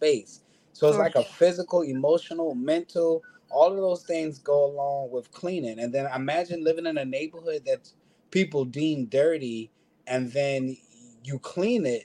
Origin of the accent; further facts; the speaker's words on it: Philadelphia, Pennsylvania, United States; I'm born and raised in Philadelphia